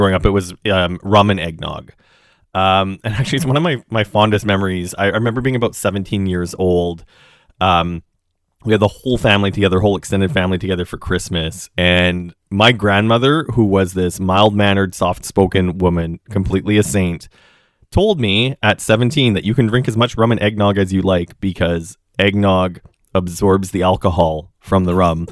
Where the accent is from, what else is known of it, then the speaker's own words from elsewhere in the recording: Saskatchewan, Canada; now in Toronto, Canada; I come from Western Canada and did not grow up with a large Jewish community in the wonderful province of Saskatchewan.